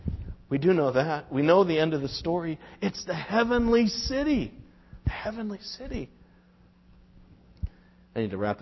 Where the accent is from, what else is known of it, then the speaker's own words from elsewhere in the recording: Quincy, Massachusetts, United States; I live in Weymouth. Oh, is that where you're from? Oh, no. I'm from Quincy, you know.